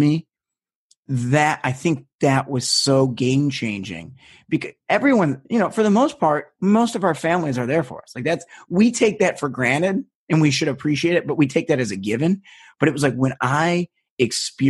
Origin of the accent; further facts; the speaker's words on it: United States; I'm American